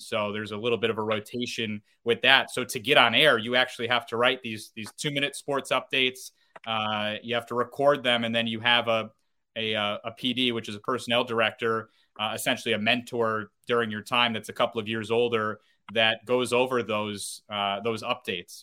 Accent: North Syracuse, New York, United States; I grew up in North Syracuse, New York. I uh, went to Cicero North Syracuse High School.

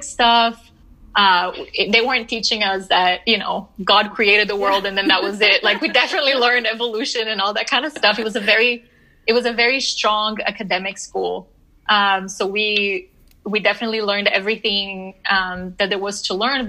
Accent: Brasília, Federal District, Brazil; also born or lived in New Orleans, United States / Pennsylvania, United States; now in Denver, United States; I did. Yeah. So I am from Brasilia

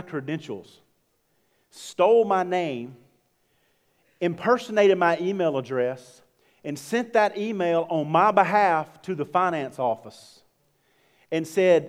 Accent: Georgia, United States; I'm from Georgia

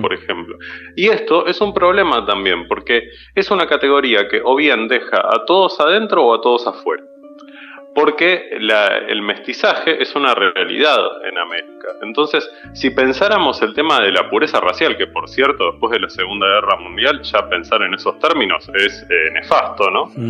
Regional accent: Buenos Aires, Argentina; como porteños

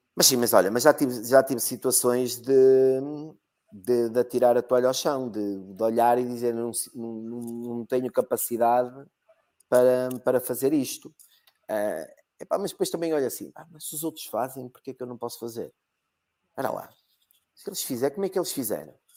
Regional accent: Algarve, Portugal; also born or lived in Porto; now in Braga, Portugal; nasci no Algarve, que ah, ah, se aprende logo inglês

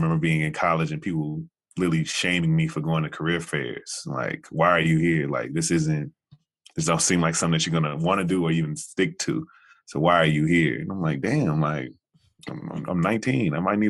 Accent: Jackson, Tennessee, United States; moved away as an adult; So really, truly born and raised in Tennessee. I didn't leave until I was 18, so freshman year. All of my years. All my kind of, you know, formative years were definitely spent in Jackson, and that small town existence is interesting.

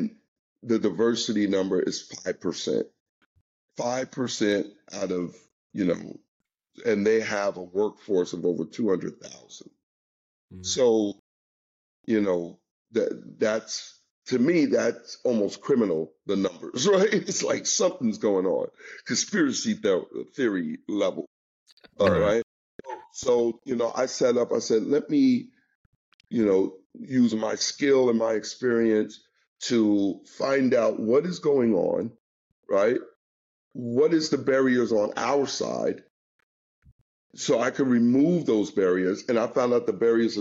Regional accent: New York, United States; I'm from New York.

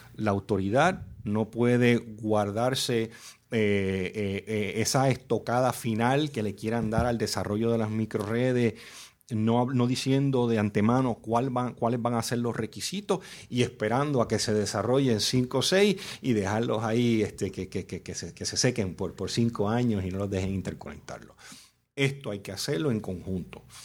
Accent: Puerto Rico; Yo nací en Puerto Rico

